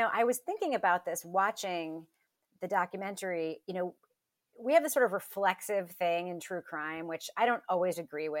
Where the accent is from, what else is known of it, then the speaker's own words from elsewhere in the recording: New York, United States; growing up in New York